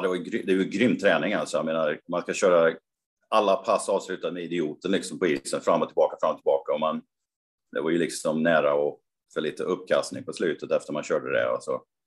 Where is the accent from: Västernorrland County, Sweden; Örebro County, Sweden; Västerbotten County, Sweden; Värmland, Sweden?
Värmland, Sweden; Karlstad; min hemstad Karlstad